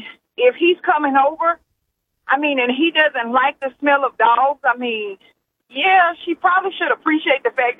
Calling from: Arkansas, United States; calling from Arkansas.

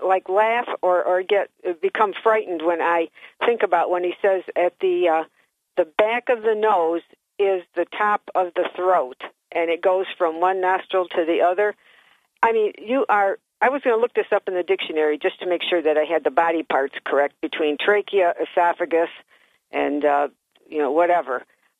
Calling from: Johnson City, New York, United States; from JC.

